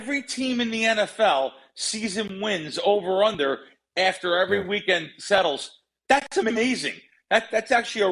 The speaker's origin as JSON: {"language": "English", "town": "New York City", "region": "New York", "country": "United States", "moved": "yes", "said": "We're originally from the Bronx"}